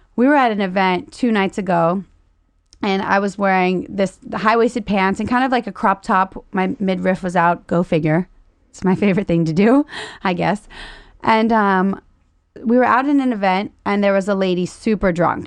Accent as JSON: {"language": "English", "region": "Louisiana", "country": "United States", "said": "I'm broke from Louisiana"}